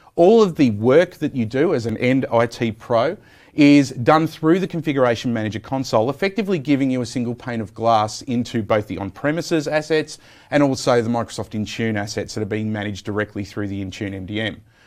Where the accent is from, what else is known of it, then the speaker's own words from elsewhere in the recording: Australia; I'm an Australian